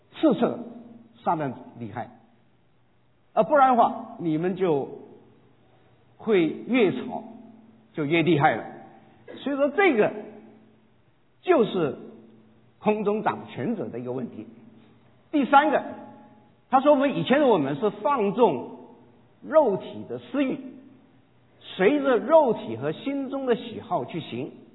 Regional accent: Guangdong, China; 我是广东人

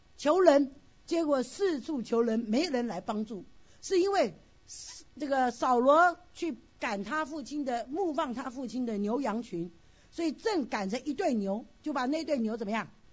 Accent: China; 我们中国人

